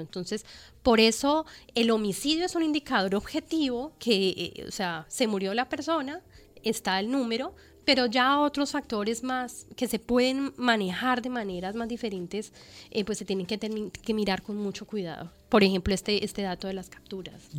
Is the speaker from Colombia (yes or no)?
yes; Colombia; en el país, en mi país, en Colombia.